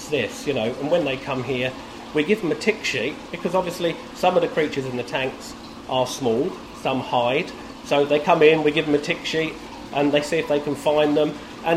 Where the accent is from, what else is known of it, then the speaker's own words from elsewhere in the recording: Brightlingsea, East of England, United Kingdom; I grew up in Brightling Sea